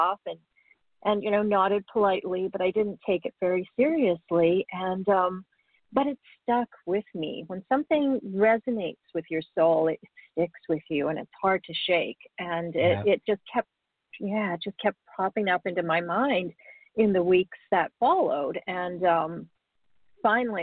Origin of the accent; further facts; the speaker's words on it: Canada; also born or lived in Africa; I was born in Africa. My family immigrated to Canada when I was quite young